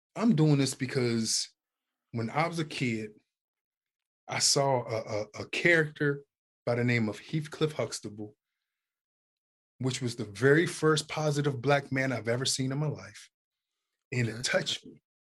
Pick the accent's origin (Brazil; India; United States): United States; Youngstown, Ohio; I'm from Youngstown, Ohio.